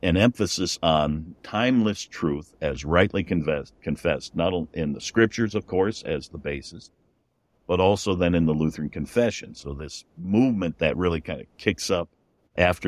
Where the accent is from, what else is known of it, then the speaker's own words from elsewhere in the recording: Chicago, Illinois, United States; I was born in Chicago